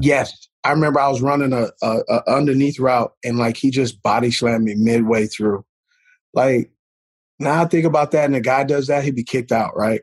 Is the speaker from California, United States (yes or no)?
yes; California, United States; I grew up in California